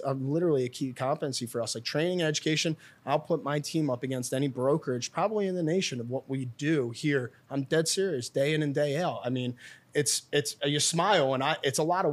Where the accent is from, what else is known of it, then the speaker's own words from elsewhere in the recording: Philadelphia, Pennsylvania, United States; I'm born and raised in Northeast Philadelphia